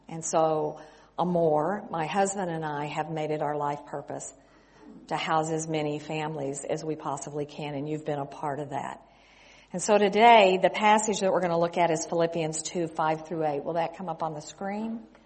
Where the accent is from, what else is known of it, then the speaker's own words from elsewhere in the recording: West Texas, United States; moved away as an adult; also born or lived in California / Mexico; I grew up in West Texas